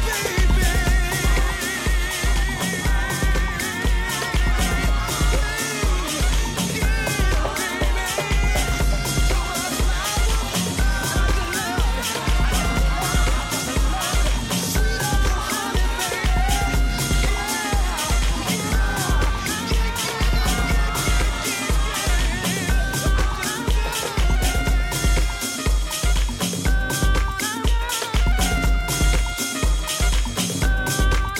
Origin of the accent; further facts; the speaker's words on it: New York City, New York, United States; My hometown, Jamaica, Queens, New York